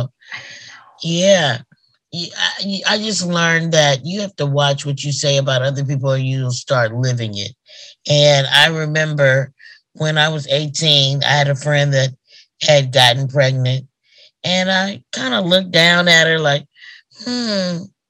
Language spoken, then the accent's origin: English; Oklahoma, United States; moved away; I'm from Oklahoma